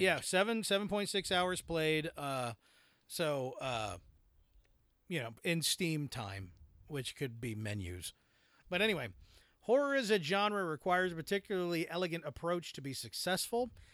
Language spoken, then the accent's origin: English; United States; as an American